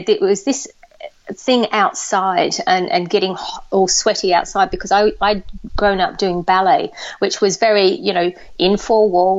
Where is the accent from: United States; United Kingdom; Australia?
Australia; moved away; I grew up in Australia